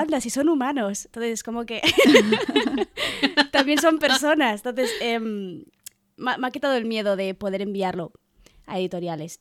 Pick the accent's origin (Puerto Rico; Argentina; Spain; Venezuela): Spain; Catalonia; Soy catalana